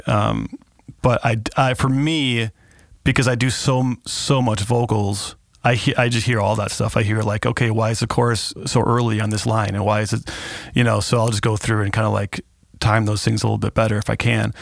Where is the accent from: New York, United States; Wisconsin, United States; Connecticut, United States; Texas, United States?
Wisconsin, United States; Kenosha; also born or lived in California; my hometown